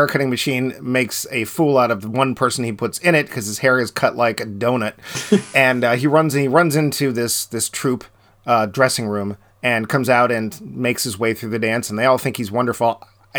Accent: United States; an American viewer

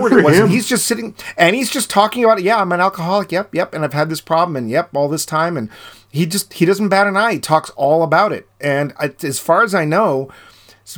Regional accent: United States; an American viewer

